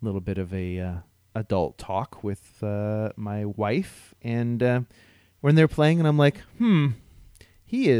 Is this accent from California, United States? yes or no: no; Ohio, United States; moved away; I grew up in Ohio